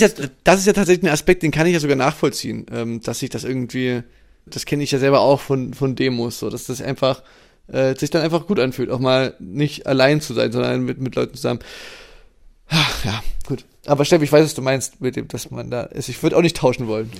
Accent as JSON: {"language": "German", "region": "East Germany", "country": "Germany", "said": "bei uns im Osten"}